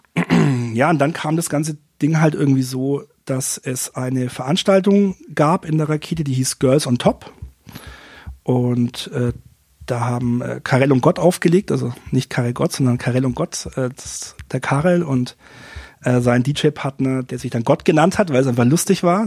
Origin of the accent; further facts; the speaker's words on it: Fürth, Bavaria, Germany; now in Nuremberg, Germany; Ich bin in ja, Fürth geboren und ähm, auch aufgewachsen